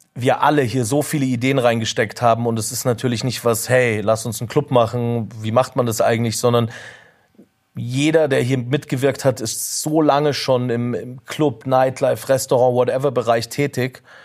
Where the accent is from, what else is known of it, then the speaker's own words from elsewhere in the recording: Munich, Bavaria, Germany; moved away as an adult; wo ich aufgewachsen bin, war das schon immer so eine Gegend, die ich spannend fand. Deswegen war es klar für mich, dass ich hierher ziehe, als ich zurückgezogen bin, nachdem ich zehn Jahre weg war